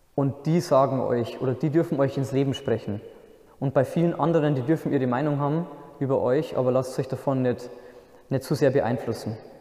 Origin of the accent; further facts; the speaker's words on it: Altendorf, Bavaria, Germany; moved away as an adult; also born or lived in Bobingen, near Augsburg; Ursprünglich komme ich aus der Nähe von Regensburg, das kennen vielleicht die meisten noch. das ist eine recht schöne Stadt in der Oberpfalz. Ähm, der Ort, wo ich herkomme, heißt Altendorf